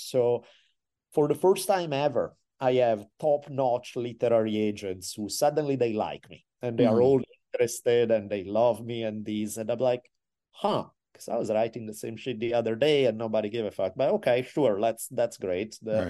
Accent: Italy; And again, I'm from Italy.

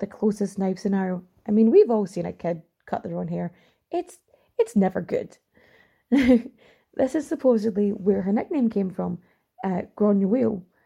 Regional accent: Ireland; accent: Irish; my accent is a little too Irish for it

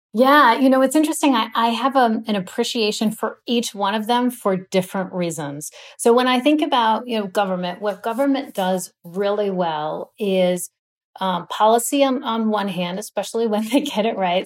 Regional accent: Los Angeles, California, United States; I grew up in Los Angeles, California

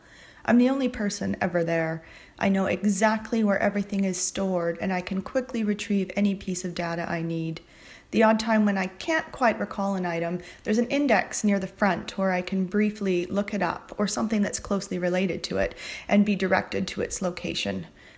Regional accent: Nanaimo, British Columbia, Canada; I'm 34 from Nanaimo, British Columbia.

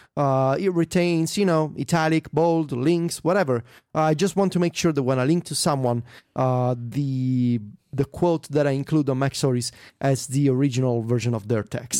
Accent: Italy; my hometown

